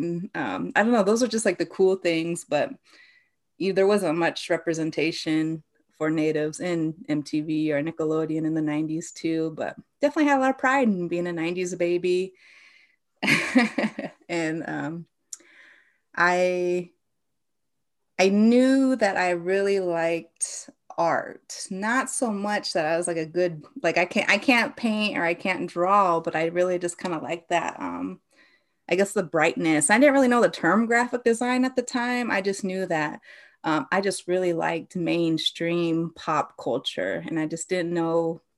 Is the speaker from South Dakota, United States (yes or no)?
yes; South Dakota, United States; So I'm originally from Central South Dakota. I come from the Cheyenne River Lakota Nation, and I disenrolled when I was 18 and enrolled in my father's side in the Spirit Lake Dakota Nation up in Fort Todd, North Dakota.